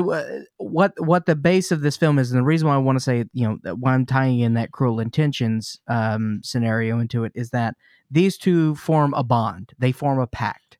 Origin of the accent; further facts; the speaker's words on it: Jackson, Mississippi, United States; I grew up in Mississippi. In Jackson, Mississippi